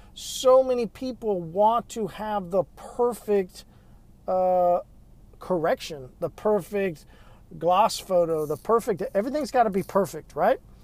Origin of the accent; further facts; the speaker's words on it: Midwest, United States; now in Tulsa, United States; Growing up in the Midwest, Southern Baptist